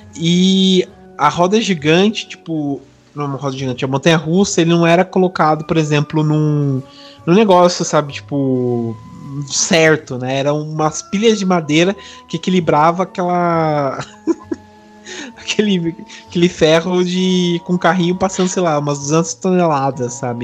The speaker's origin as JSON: {"language": "Portuguese", "country": "Brazil", "said": "como sou do interior aqui, bem fugidão mesmo"}